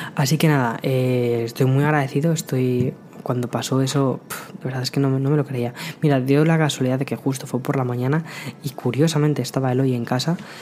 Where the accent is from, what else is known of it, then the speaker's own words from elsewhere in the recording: Madrid, Community of Madrid, Spain; moved away as an adult; also born or lived in San Antonio, Texas; now in New York, United States; yo soy de Madrid, vengo de, Madrid, España